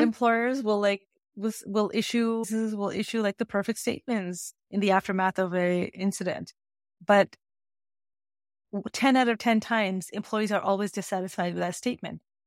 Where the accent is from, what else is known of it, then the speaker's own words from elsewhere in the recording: Canada; And I grew up in Canada, by the way, so this is Canadian education system.